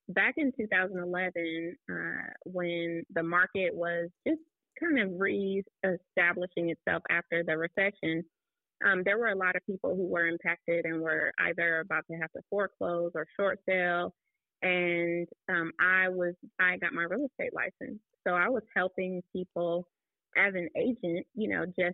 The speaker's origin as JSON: {"language": "English", "town": "Oakland", "region": "California", "country": "United States", "tie": "born or raised there", "also_born_or_lived": "Nashville, Tennessee", "moved": "yes", "said": "I'm from Oakland, California"}